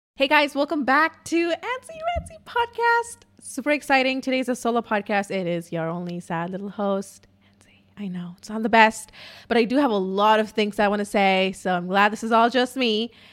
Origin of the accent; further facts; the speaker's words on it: India; English is a second language; I'm Indian